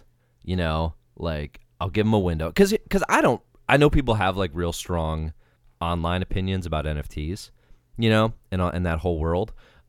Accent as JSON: {"language": "English", "region": "Georgia", "country": "United States", "said": "I know I'm from Georgia"}